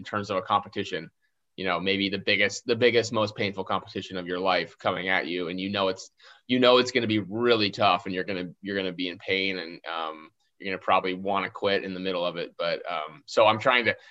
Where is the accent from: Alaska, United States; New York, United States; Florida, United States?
Alaska, United States; Fairbanks; I grew up in Fairbanks, Alaska, which is kind of in the middle of Alaska